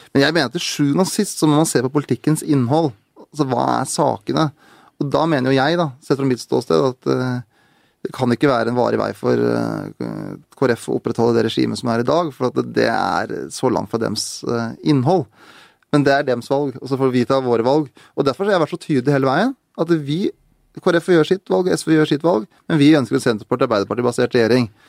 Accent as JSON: {"language": "Norwegian", "town": "Ilseng", "region": "Innlandet", "country": "Norway", "tie": "born or raised there", "said": "Der jeg vokste opp, da på Ildseng, der jeg var mest kjent for et sånn promillefengsel"}